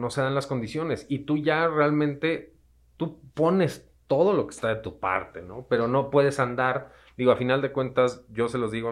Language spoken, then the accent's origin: Spanish; Mexico; No, y sobre todo como mexicanos que somos, ¿no? Nos gusta la fiesta